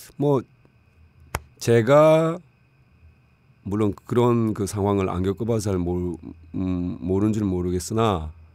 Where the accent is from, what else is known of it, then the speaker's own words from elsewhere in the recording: Busan, South Korea; moved away as an adult; also born or lived in Seoul; 부산에서 자라고 고등학교까지 나왔는데